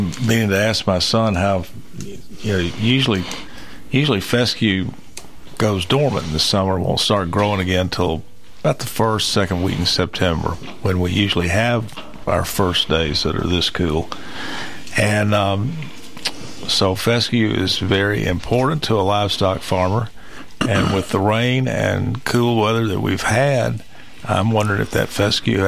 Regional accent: Middle Tennessee, United States; I was born right here in Middle Tennessee, lived here all my life

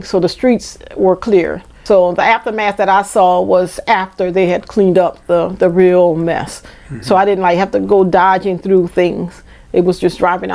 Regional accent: New Orleans, Louisiana, United States; also born or lived in Georgia; I'm from New Orleans. I've lived in different areas of New Orleans

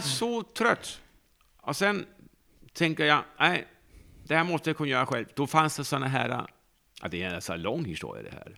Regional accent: Denmark; Norwegian is a second language; moved away as an adult; now in Sweden; jeg er jo fra Danmark

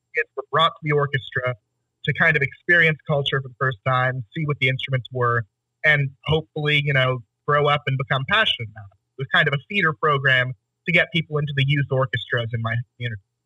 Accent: Tyler, Texas, United States; I grew up in Tyler, Texas

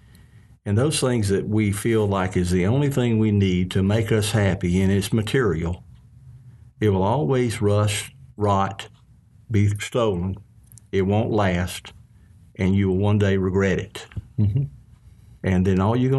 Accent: Mississippi, United States; I was a kid growing up in Mississippi

